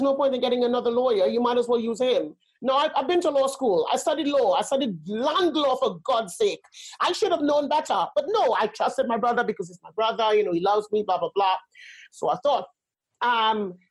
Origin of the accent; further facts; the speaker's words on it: Trinidad & Tobago; also born or lived in Spain / Germany / Netherlands; now in United Kingdom; I grew up in Trinidad